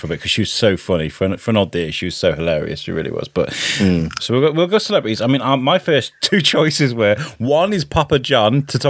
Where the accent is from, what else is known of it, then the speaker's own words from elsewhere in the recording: United Kingdom; even as a British person.